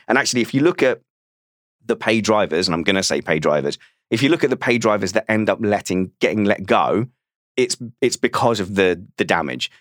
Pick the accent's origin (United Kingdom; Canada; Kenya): United Kingdom; As a Brit